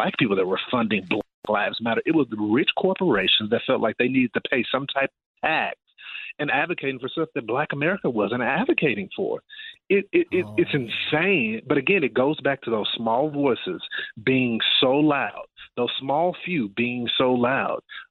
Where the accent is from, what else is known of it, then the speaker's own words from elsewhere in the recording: Texas, United States; my home state of Texas